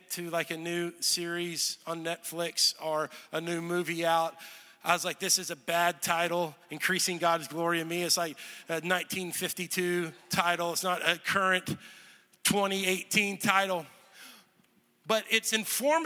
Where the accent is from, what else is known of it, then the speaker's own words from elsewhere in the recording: Texas, United States; moved away as an adult; also born or lived in Olathe, Kansas; I grew up in Texas and I went to college in Kansas. So I lived in the same house for 18 years